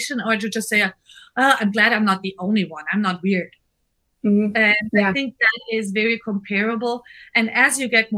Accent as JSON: {"language": "English", "country": "Germany", "second_language": "English", "moved": "yes", "lives_now": "Seattle, United States", "said": "I'm German."}